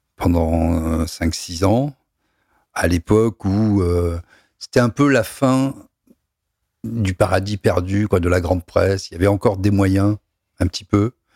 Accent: Toulon, Provence-Alpes-Côte d'Azur, France; je suis né à Toulon

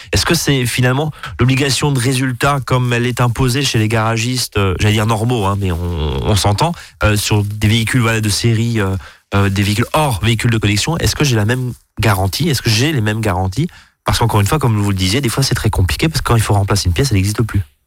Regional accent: Alsace, Grand Est, France; chez nous en Alsace

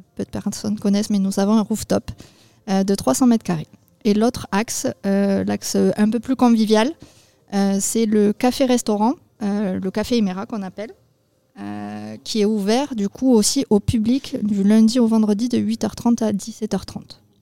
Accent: Agen, Nouvelle-Aquitaine, France; moved away as an adult; also born or lived in Bordeaux / London; je suis originaire d'Agen. je suis partie sur Bordeaux pour mes études.

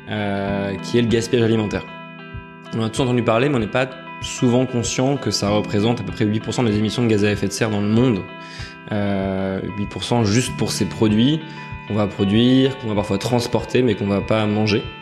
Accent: Nouvelle-Aquitaine, France; born there; je suis né en Creuse. J'ai beaucoup déménagé, donc j'ai pas mal découvert la France avant de faire mes études à Douai puis à Paris.

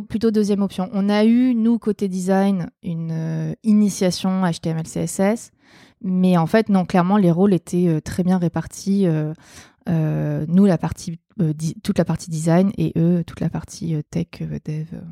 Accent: Provence-Alpes-Côte d'Azur, France; j'ai grandi dans les Hautes-Alpes

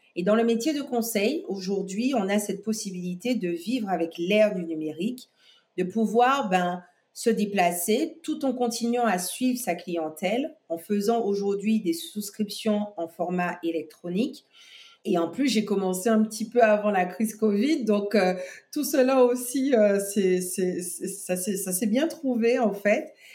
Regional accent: Guadeloupe; je suis née en Guadeloupe

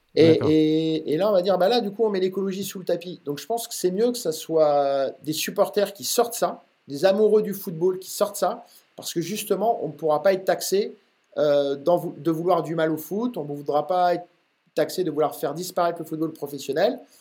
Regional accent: Normandy, France; now in Rennes, France; je suis d'origine normande

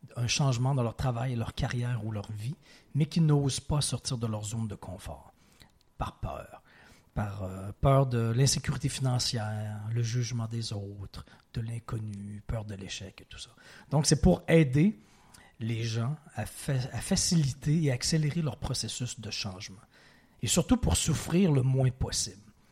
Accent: Quebec City, Quebec, Canada; also born or lived in Provence / Ontario / Montreal; j'ai évolué la grande majorité, euh, partie de ma vie à Québec, dans la ville de Québec, au Québec, mais j'ai habité, je, retourne très loin dans mon enfance, mais de 2 à 4 ans en Provence. Mm-hmm. Et à l'âge de 13 ans environ, j'habitais en Ontario

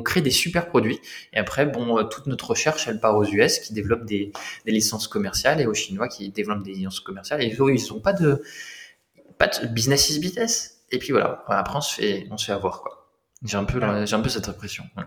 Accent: Lorraine, Grand Est, France; j'ai grandi en Lorraine. J'ai grandi en Lorraine.

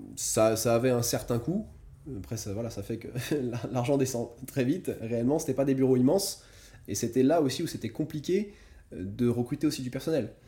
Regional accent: France; moved away; je viens de France. J'ai fait des études assez, assez standards en France.

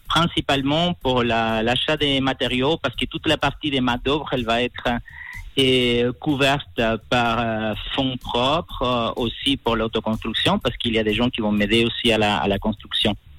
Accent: Chile; moved away; also born or lived in La Serena, Chile

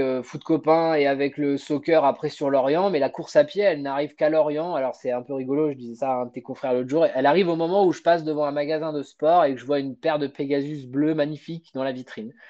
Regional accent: Normandy, France; moved away as an adult; also born or lived in Brittany; now in Saint-Malo, France; je suis originaire à la base de Normandie. J'ai vécu toute ma bonne adolescence avec ma maman en, Normandie

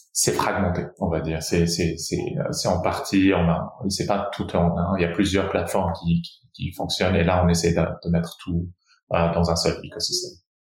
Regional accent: Brazil; moved away as an adult; also born or lived in Rio de Janeiro; je suis je suis né au Brésil. Euh, je suis aussi brésilien de, de nationalité aussi

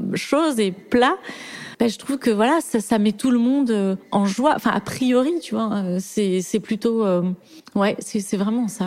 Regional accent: Toulouse, Occitania, France; moved away; j'ai grandi à Toulouse euh, dans une maison

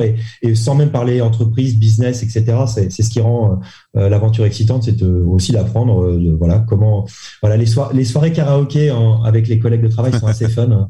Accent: Saint-Malo, Brittany, France; moved away as an adult; also born or lived in Lille / Paris; now in Hong Kong; je suis breton, je viens de Saint-Malo, en Ille-et-Vilaine.

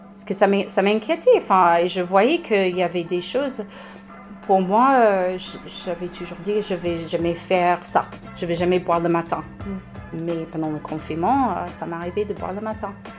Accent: United States; French is a second language; moved away as an adult; now in Saint-Étienne, France; je suis américaine

